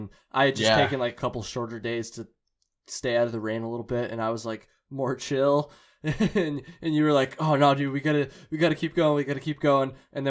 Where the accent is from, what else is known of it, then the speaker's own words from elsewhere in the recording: Vermont, United States; I'm from Vermont